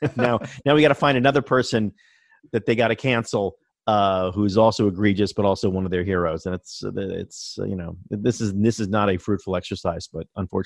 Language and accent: English; Baltimore, Maryland, United States; born there; also born or lived in New England; but I was born in Baltimore, so I've been an Orioles fan forever. I spent a long time in New England